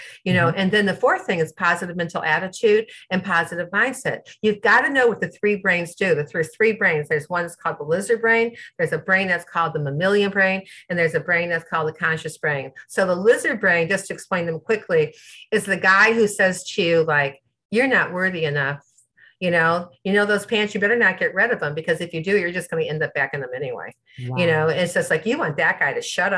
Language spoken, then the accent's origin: English; Midwest, United States; I'm from the Midwest. We talk to everybody